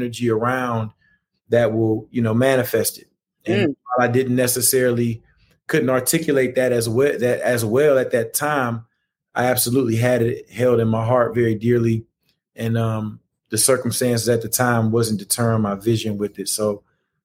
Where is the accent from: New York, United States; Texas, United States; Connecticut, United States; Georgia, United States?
Georgia, United States; Atlanta; Atlanta for me, growing up on the West Side, like you mentioned, going to Therrell High School, grew up right there between Campbellton Road and DeLow